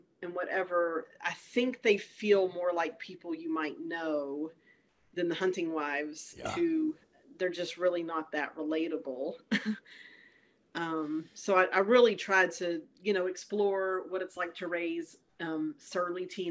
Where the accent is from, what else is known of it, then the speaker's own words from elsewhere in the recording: Longview, Texas, United States; Longview, Texas, my hometown